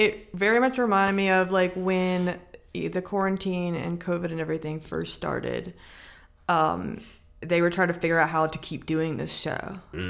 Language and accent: English; Gulf Coast, Louisiana, United States; But, like, I'm from the Gulf Coast. So there's an ocean there. Or it's, like, in Louisiana, there's the Mississippi River there.